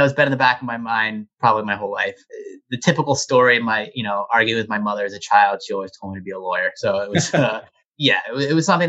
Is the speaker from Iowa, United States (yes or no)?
no; Phoenix, Arizona, United States; moved away as an adult; also born or lived in Glendale, Arizona; now in Boston, United States; I am born and raised in Phoenix, Arizona. I grew up in a suburb of Glendale.